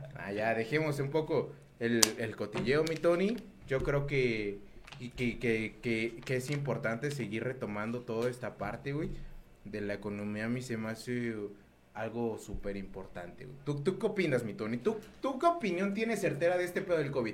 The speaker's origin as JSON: {"language": "Spanish", "country": "Mexico"}